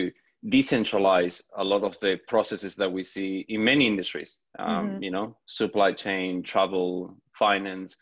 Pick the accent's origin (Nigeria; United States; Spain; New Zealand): Spain; I'm originally from Spain